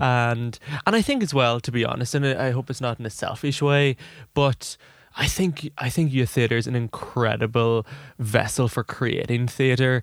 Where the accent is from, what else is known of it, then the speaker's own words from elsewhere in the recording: Ireland; I'm an Irish, uh, young Irish director